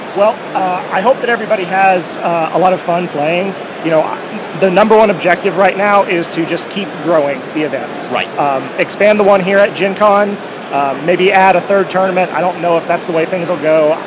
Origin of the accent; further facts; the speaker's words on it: Oklahoma, United States; so I'm from Oklahoma.